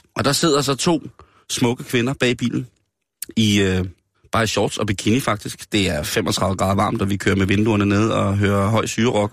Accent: Denmark; jeg er dansker

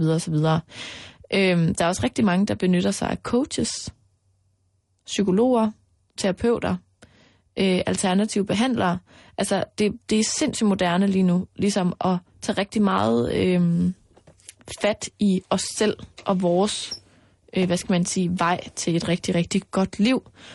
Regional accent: Denmark; her hjemme i Danmark

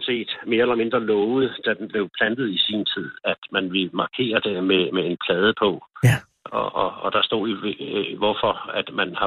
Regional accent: Copenhagen, Capital Region of Denmark, Denmark; now in Vordingborg, Denmark; Jeg er oprindelig inden for København, inden for Valdsbæk.

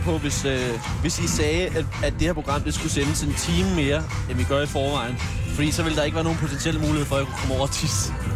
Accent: Tune, Zealand, Denmark; Der er jeg simpelthen vokset op i øh, det gave Tune

